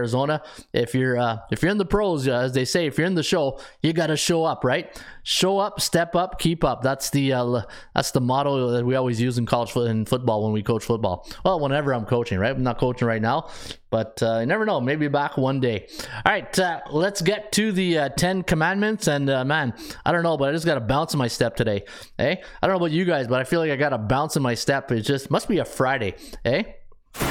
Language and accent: English; Canada; Being Canadian